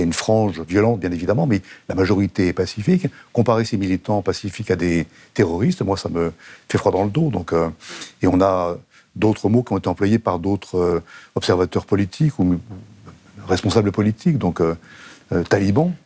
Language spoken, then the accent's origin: French; France; Je suis français